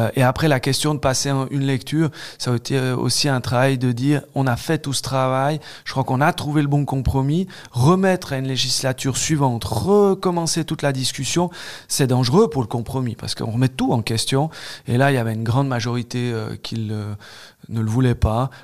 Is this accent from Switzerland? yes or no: yes; Switzerland; j'ai grandi à Dorena